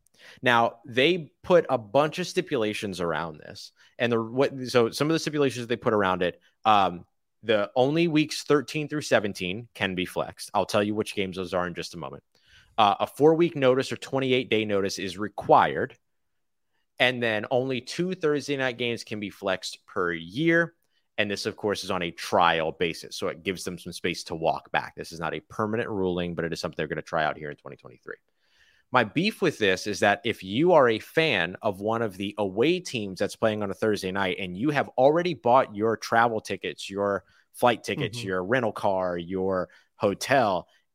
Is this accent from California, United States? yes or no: no; New Orleans, Louisiana, United States; And because I'm from New Orleans, I love that kind of petty.